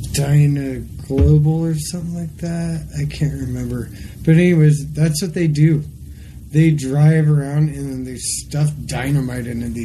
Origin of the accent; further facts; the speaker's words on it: Casper, Wyoming, United States; I'm from Casper. We're like, whoa. So are we.